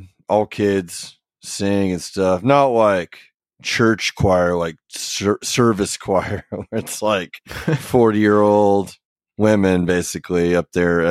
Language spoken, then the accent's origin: English; Oklahoma, United States; Yeah, I feel like Oklahoma is a pretty music positive state, I guess.